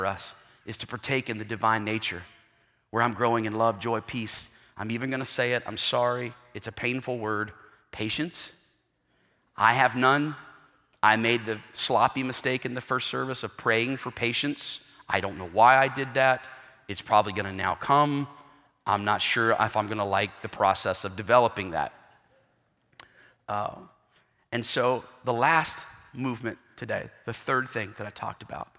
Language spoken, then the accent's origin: English; South Carolina, United States; I'm from South Carolina